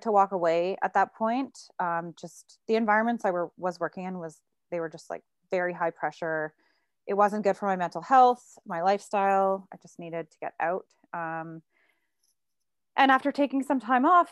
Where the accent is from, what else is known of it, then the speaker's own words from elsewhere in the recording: Burlington, Ontario, Canada; also born or lived in Toronto / Hamilton; I grew up in Burlington, Ontario. And then I moved to Toronto when I turned 19